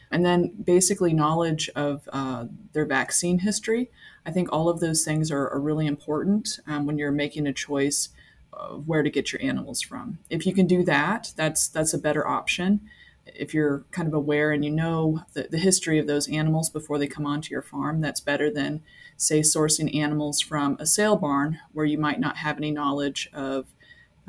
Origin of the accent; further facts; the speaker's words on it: Iowa, United States; moved away as an adult; also born or lived in Georgia, United States; now in Saskatoon, Canada; I am originally from the States. I came from Iowa